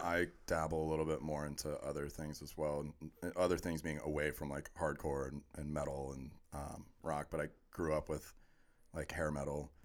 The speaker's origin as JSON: {"language": "English", "town": "Orlando", "region": "Florida", "country": "United States", "tie": "born or raised there", "said": "I was born and raised in Orlando."}